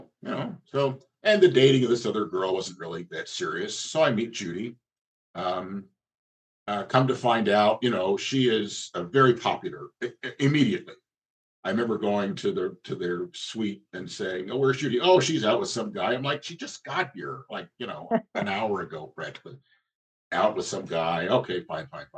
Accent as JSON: {"language": "English", "region": "New Jersey", "country": "United States", "tie": "born or raised there", "also_born_or_lived": "Western Pennsylvania", "moved": "as an adult", "said": "where I grew up in New Jersey"}